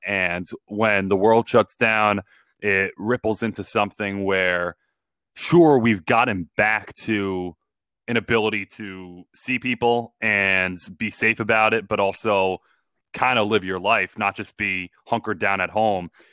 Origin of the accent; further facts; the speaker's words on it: Long Island, New York, United States; I grew up on Long Island